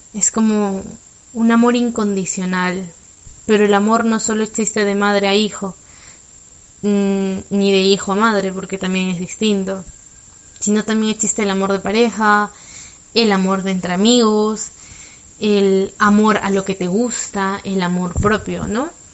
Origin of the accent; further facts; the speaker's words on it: Lima, Peru; soy de Lima